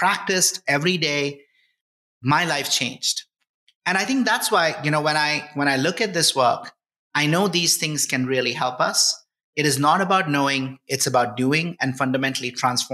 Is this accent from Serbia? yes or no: no; India; moved away as an adult; now in United States; I grew up in India.